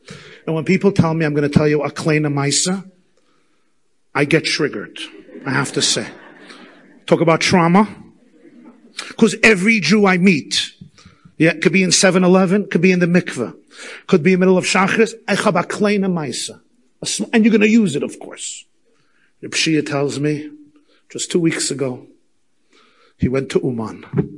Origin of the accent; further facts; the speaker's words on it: Muncie, Indiana, United States; I was not involved in Yiddishkeit at all, even though I grew up in Muncie with frum grandparents.